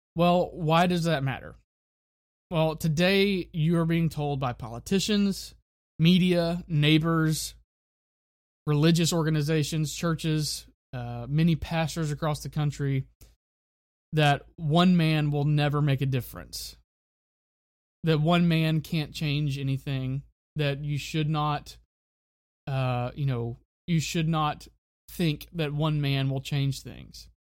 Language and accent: English; Florida Panhandle, United States; my hometown in Florida, in the Florida Panhandle